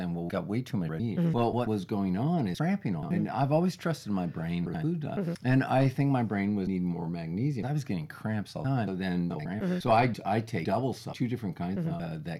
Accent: Orange County, California, United States; since I'm from Orange County

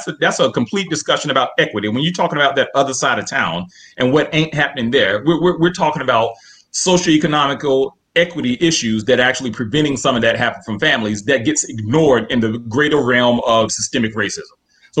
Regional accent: Columbia, South Carolina, United States; I I'm from Columbia, South Carolina. I had black teachers. I went to an all black high school.

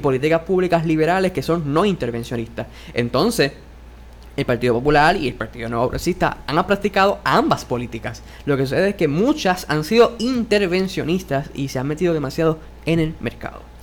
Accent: Puerto Rico; somos ciudadanos estadounidenses

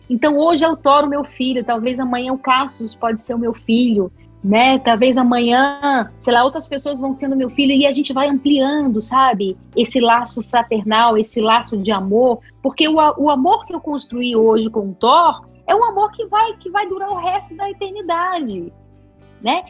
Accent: Brasília, Federal District, Brazil; nasci aqui, nasci aqui em Brasília.

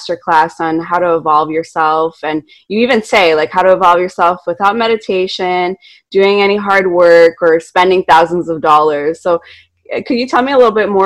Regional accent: Montreal, Quebec, Canada; I'm from Montreal, Canada, and I live in the city

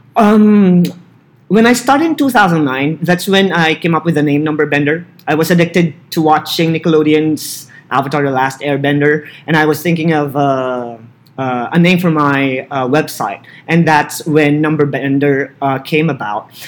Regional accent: Philippines; English is a second language; moved away as an adult; also born or lived in Barstow, California; now in California, United States; As a Filipino citizen

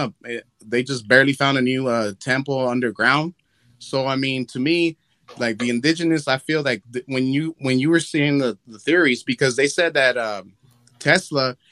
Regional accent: California, United States; first language Spanish; English is a second language; where I'm from, obviously I'm from California, but my mom, she's from Honduras and my pops is from Nicaragua.

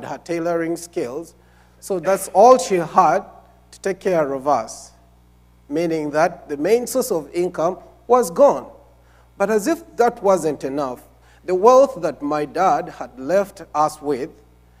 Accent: Uganda; I am from Uganda.

